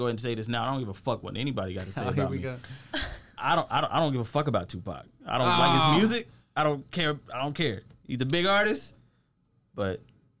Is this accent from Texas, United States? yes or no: yes; Texas, United States; I grew up here in Texas. Yeah. So I'm a Texas boy